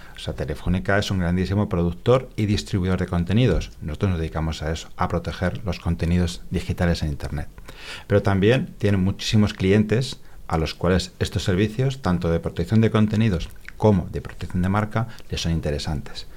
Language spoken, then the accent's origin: Spanish; Spain; los españoles que vamos allá